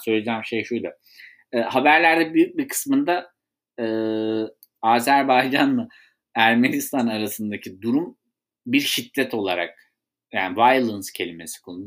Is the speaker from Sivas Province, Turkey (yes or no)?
yes; Sivas, Sivas Province, Turkey; Ben de halktan gelen birisi olarak, bir Sivaslı olarak